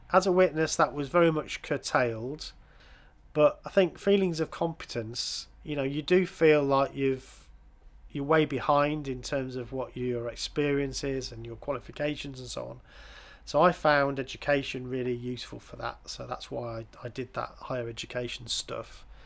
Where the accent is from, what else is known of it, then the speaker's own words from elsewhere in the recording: England, United Kingdom; I'm an English person